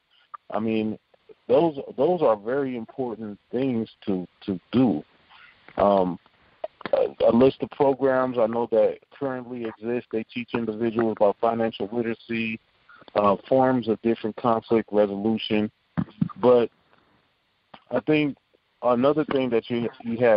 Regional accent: Omaha, Nebraska, United States; I grew up in Omaha, Nebraska, on 24th Street in a place called Logan Fontanelle Projects

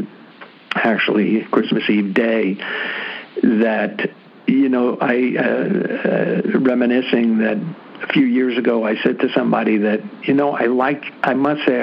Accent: New York City, New York, United States; I'm from the Bronx, New York

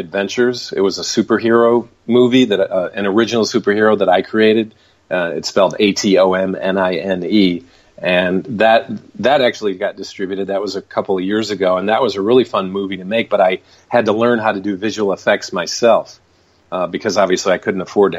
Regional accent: Michigan, United States; moved away as an adult; now in Los Angeles, United States; I'm originally from Michigan, so I ended up moving out to Los Angeles in the early 90s

